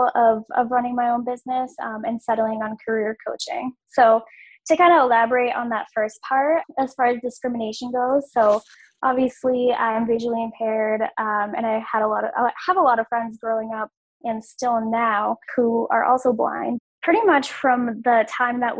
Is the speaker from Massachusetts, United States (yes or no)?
yes; Massachusetts, United States; I am from Massachusetts